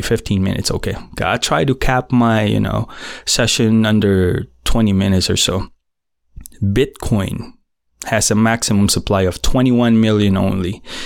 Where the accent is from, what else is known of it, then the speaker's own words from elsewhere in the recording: Philippines; first language Filipino; English is a second language; in my native tongue, Filipino, I'm Filipino